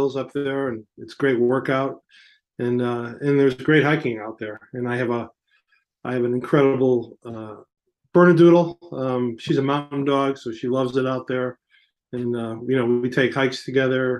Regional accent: Chicago, Illinois, United States; moved away; I grew up in Chicago

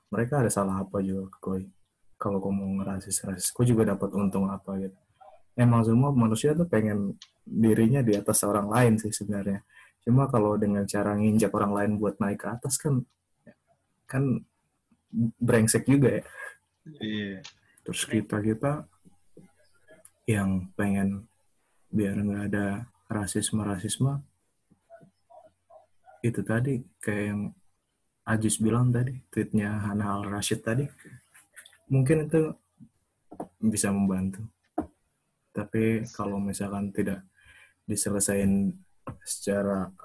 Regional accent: Papua, Indonesia; moved away as an adult; kita semua merantau dari Papua keluar kan emang tujuannya pengen jadi yang lebih baik lagi kan terus balik ke sana buat bangun daerah yang lebih baik kan

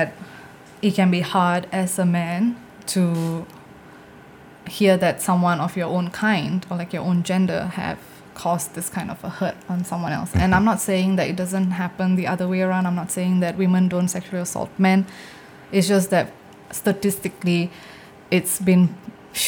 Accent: Singapore; my parents are from India. So like I'm first generation Singaporean

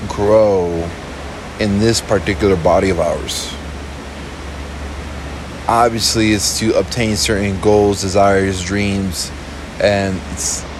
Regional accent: Miami, Florida, United States; A very small decimal within the United States where I was born in, like Miami

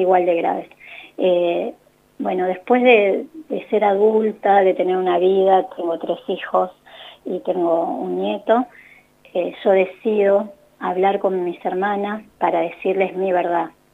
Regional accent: La Plata, Buenos Aires Province, Argentina; now in Buenos Aires, Argentina; Yo nací en La Plata, vivo en Buenos Aires

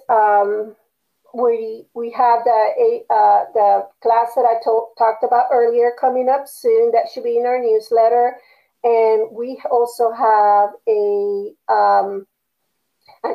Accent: Panama; moved away; I was used to in Panama, you know, it did not matter if someone was black or white or Chinese or Japanese or Indian from India or native Panamanian, you just got along with everyone

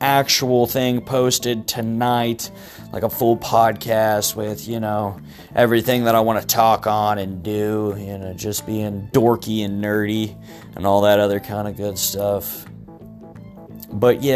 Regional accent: Kentucky, United States; also born or lived in Texas / Florida / Ohio; now in Virginia, United States; I'm originally from Kentucky, currently residing in the state of Virginia

